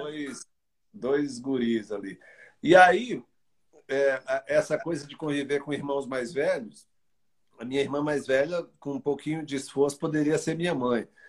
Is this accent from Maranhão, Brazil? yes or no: yes; Arari, Maranhão, Brazil; also born or lived in São Luís; E eu vivi lá até os oito anos, nessa cidade chamada Arari, que eu considero minha